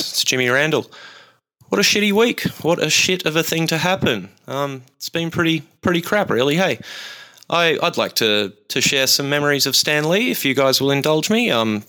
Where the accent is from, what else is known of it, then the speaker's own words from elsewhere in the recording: Brisbane, Queensland, Australia; my hometown of Brisbane